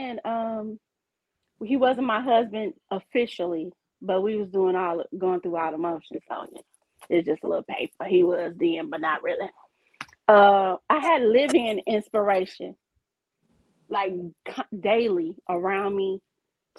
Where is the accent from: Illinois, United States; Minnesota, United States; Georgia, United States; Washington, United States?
Illinois, United States; Chicago; now in Detroit, United States; I'm originally from Chicago. I've been here in Detroit for since 06, 07.